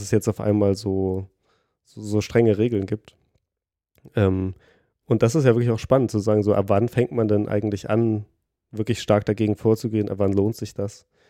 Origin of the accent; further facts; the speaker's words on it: Thuringia, Germany; moved away; ich komme ja aus Thüringen